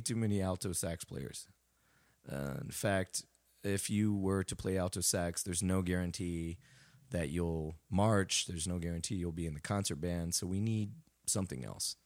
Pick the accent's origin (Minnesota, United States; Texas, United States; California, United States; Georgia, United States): Texas, United States; San Antonio; also born or lived in Dallas, Texas; originally I was um, San Antonio, and um, you know I I started um, you know preschool, elementary around there, mm-hmm. and um, that was the south side of San Antonio, and then uh, my my parents uh, moved to Dallas um, mm-hmm. for a job, so then I pretty much finished the rest of my school career kind of in Dallas until high school and went back to San Antonio